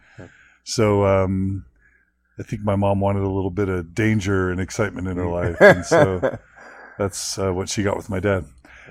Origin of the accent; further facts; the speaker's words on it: Houston, Texas, United States; also born or lived in Boise, Idaho / San Francisco / Dallas; Yeah, so I'm a Houstonian mostly and a Texan.